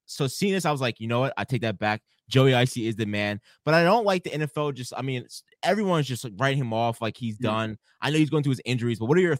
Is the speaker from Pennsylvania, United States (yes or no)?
yes; Philadelphia, Pennsylvania, United States; I grew up in Philly. I grew up in Northeast Philly my whole life.